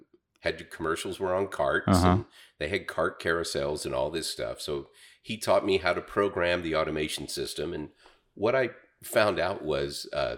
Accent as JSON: {"language": "English", "town": "Berryville", "region": "Arkansas", "country": "United States", "tie": "born or raised there", "said": "Yeah, I mean, when I grew up in Berryville, we had Springfield Radio."}